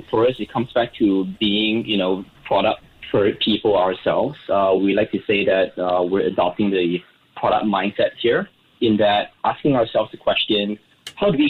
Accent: Singapore; technically we raised 21.88 million, being very Singaporean here.

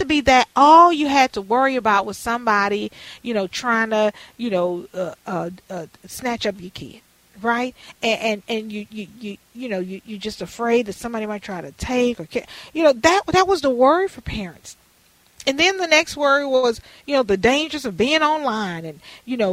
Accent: Houston, Texas, United States; now in Minneapolis, United States; I grew up in Houston, where I am right now doing this show

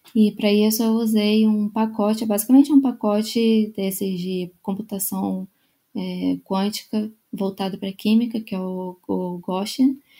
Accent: Rio de Janeiro, Brazil; moved away as an adult; also born or lived in São Paulo; eu sou é, do Rio de Janeiro. Eu nasci é, e é, cresci no, no, Rio

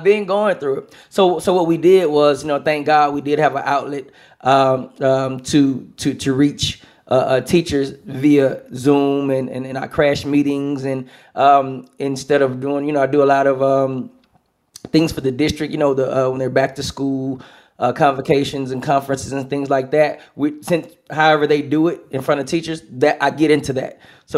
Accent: Houston, Texas, United States; Smart Financial in Houston. My hometown, Smart Financial

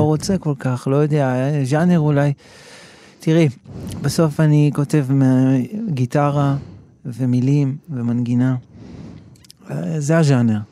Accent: Ra'anana, Central District, Israel; moved away as an adult; now in Tel Aviv, Israel; גדלתי ברעננה, ואחרי זה כבר אה, בגיל 21, אני חושב, כבר עברתי לתל אביב

